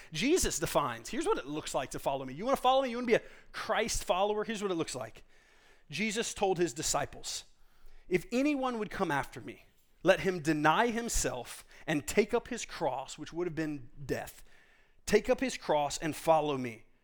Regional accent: Texas, United States; I grew up in Texas

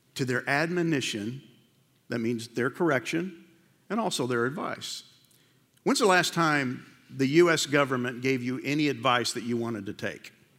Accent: New York, United States; I grew up in New York

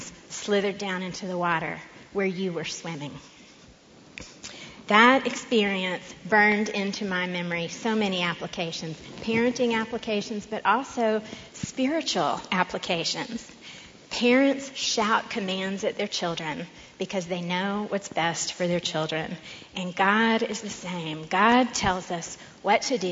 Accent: Austin, Texas, United States; I grew up in Austin.

